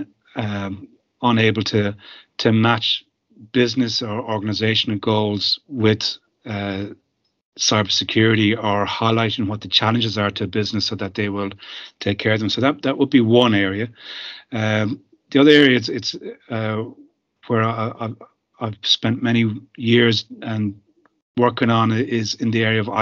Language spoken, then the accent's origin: English; Ireland; being Irish